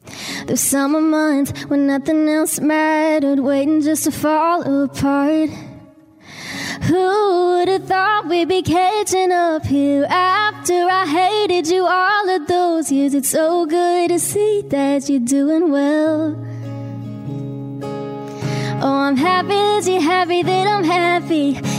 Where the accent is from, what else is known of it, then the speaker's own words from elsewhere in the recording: Greensboro, North Carolina, United States; now in Nashville, United States; I grew up in Greensboro, North Carolina.